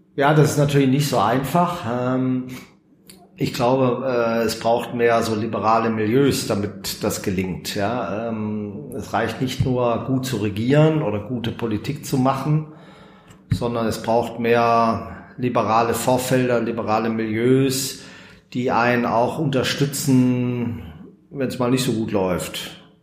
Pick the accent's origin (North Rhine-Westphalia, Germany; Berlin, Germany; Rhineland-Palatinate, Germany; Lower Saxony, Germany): North Rhine-Westphalia, Germany; Bad Salzuflen; also born or lived in Schwäbisch Gmünd / Göppingen district; now in Bünde, Germany; Also bin in Bad Salzuflen aufgewachsen, im Kreis Lippe